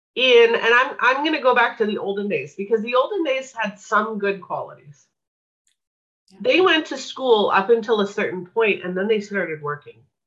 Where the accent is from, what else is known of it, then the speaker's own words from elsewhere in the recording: Winnipeg, Manitoba, Canada; I grew up in Winnipeg, Manitoba, Canada